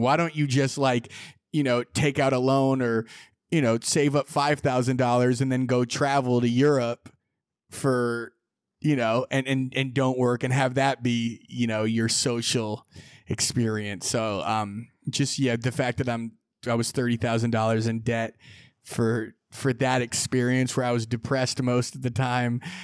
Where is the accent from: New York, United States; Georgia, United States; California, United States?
California, United States; Sonoma; growing up in Sonoma, I played basketball a lot